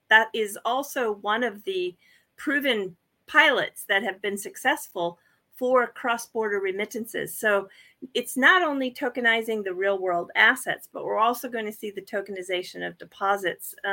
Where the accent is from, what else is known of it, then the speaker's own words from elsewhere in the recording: United States; now in Japan; I'm I'm still an American citizen, but I have you know permanent status here in in this country.